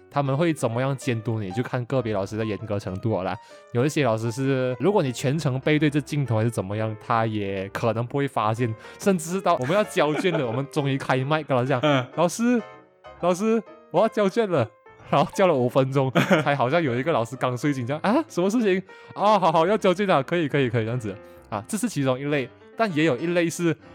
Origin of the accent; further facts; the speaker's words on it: Malaysia; moved away as an adult; 对于我们马来西亚人说呢，基本上这个是我们的母语水平嘛